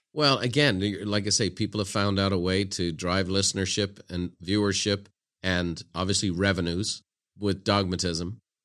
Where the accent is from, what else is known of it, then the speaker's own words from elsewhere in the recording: Ireland; moved away as an adult; now in San Diego, United States; growing up in Ireland in the nineteen eighties